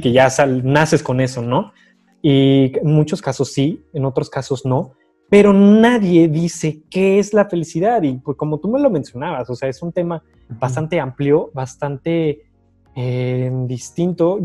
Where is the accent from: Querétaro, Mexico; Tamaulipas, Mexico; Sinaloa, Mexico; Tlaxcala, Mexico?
Querétaro, Mexico; Tequisquiapan; somos de Tequisquiapan